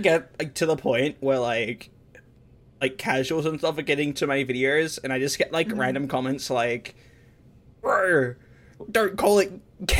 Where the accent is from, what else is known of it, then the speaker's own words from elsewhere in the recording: Australia; I come from playing competitive Smash Brothers, and yes, I am Australian.